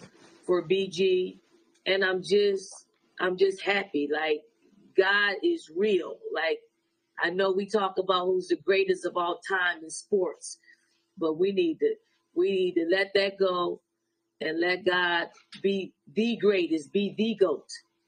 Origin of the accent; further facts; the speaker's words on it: Philadelphia, Pennsylvania, United States; I'm a girl from Philly.